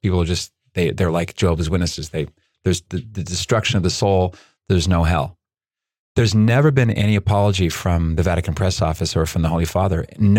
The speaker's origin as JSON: {"language": "English", "country": "Chile", "tie": "born there", "said": "I was born in Chile."}